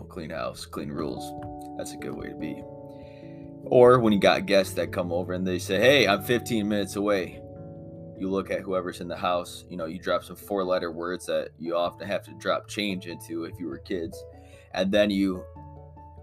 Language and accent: English; United States; I'm American